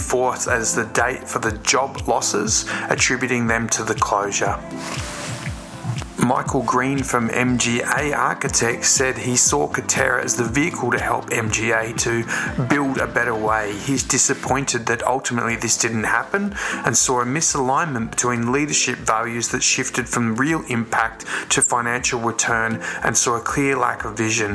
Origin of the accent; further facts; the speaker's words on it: Melbourne, Victoria, Australia; my hometown in Melbourne